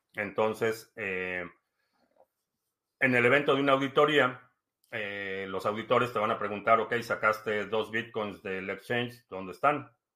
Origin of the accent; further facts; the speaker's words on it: Mexico; now in United States; nací en México, eh, vivo en Estados Unidos